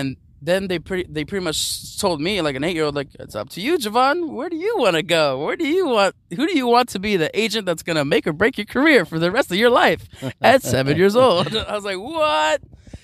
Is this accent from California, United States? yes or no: yes; Los Angeles, California, United States